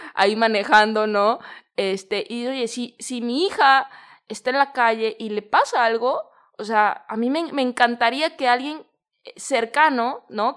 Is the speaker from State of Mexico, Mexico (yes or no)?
no; Guadalajara, Jalisco, Mexico; moved away as an adult; now in Bali, Indonesia; yo soy de Guadalajara, en México